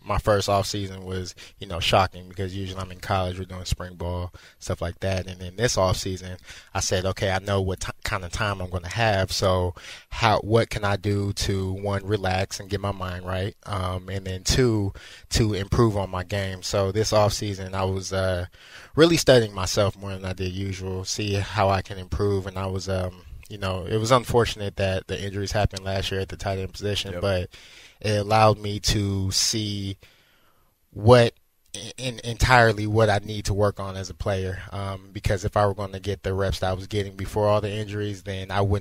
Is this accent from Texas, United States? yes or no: no; Northern California, United States; I'm from Northern California.